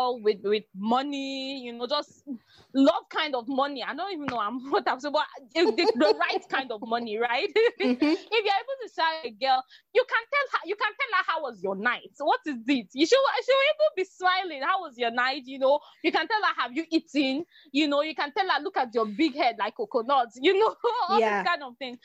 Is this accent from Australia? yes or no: no; Nigeria; as a Nigerian